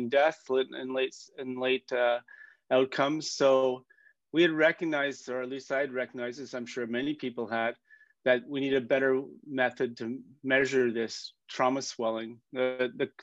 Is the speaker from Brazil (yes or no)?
no; Canada; I'm a Canadian surgeon